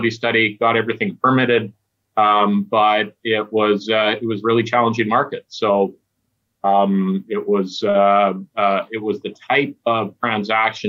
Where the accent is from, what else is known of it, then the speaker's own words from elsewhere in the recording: Stewart, British Columbia, Canada; my hometown of Stewart